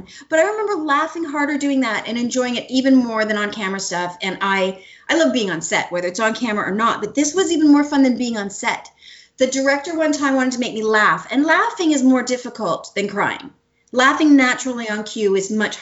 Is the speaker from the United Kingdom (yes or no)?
no; Canada; moved away as an adult; I was from Canada